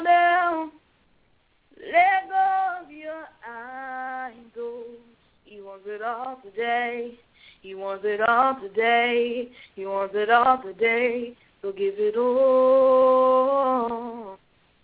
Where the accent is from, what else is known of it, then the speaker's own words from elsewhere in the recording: Mobile, Alabama, United States; I'm from Mobile, Alabama